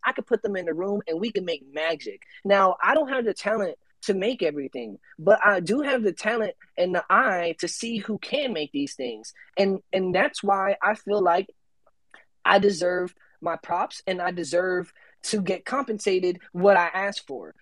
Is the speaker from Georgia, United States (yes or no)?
no; Tampa, Florida, United States; I'm from Tampa